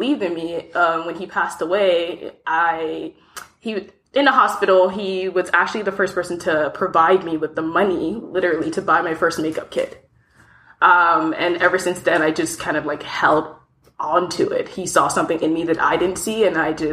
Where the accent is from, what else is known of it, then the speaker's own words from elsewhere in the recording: DMV area, DC, Maryland, United States; moved away as an adult; also born or lived in Lagos, Nigeria; now in Toronto, Canada; I grew up mostly in the DMV area, DC, Maryland to be specific